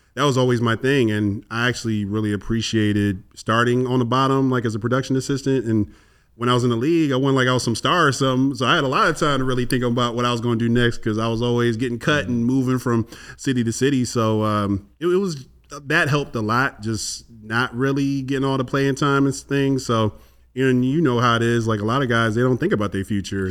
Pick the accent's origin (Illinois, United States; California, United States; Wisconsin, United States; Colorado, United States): Illinois, United States; Chicago; I'm, I'm from Chicago as well